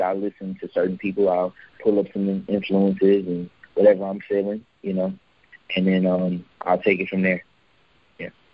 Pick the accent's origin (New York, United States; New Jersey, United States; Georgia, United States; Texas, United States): Texas, United States; Houston; now in Atlanta, United States; I'm from Houston, Texas